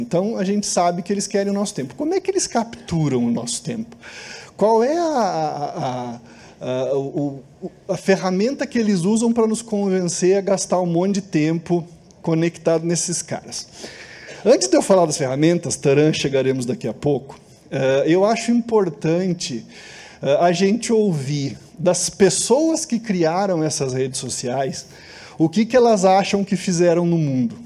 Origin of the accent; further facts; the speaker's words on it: Brazil; nós somos brasileiros, gostamos de ser brasileiros